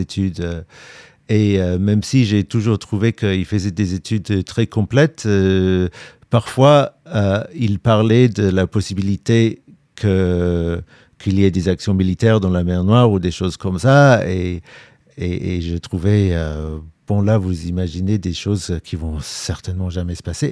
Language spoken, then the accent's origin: French; London, United Kingdom; now in Ukraine; Je suis britannique, je suis né à Londres